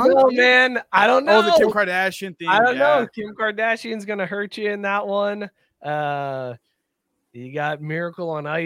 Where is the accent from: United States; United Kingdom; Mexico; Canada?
United States; Texas; I'm from Texas.